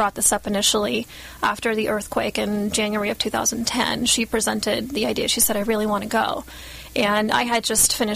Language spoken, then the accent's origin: English; Guatemala; moved away; I grew up in Guatemala for a few years